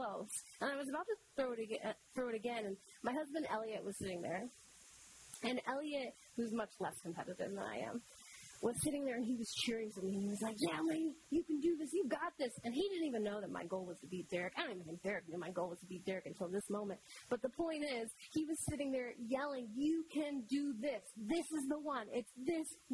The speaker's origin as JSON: {"language": "English", "region": "Michigan", "country": "United States", "tie": "born or raised there", "said": "I grew up in Michigan"}